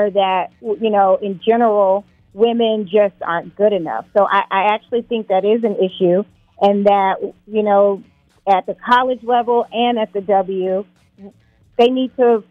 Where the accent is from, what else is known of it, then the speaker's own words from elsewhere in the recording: South Carolina, United States; moved away; I'm originally from South Carolina